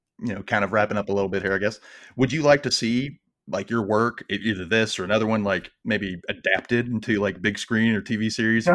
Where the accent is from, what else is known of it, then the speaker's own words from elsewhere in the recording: the South, United States; I grew up in the South. I hear Southern accents and I know they're there, but I don't pay attention to it because that's our accent down here.